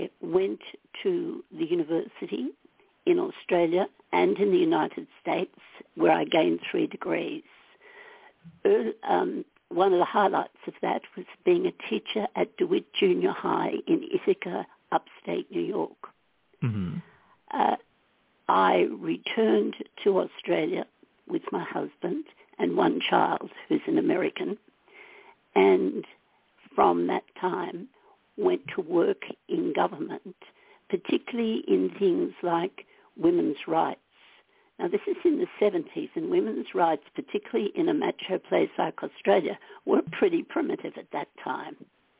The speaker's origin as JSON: {"language": "English", "country": "Ireland", "said": "I probably discovered that when I was a child, as an Irish Catholic, and that's one of the most spiritual and one of the most spiritual kinds of faiths."}